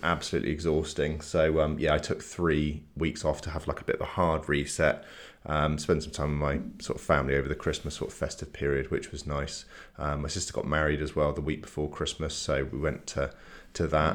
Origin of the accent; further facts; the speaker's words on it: Salisbury, South West England, United Kingdom; moved away as an adult; now in Bath, United Kingdom; we're from Salisbury originally. We moved to Bath, like, nearly ten years ago.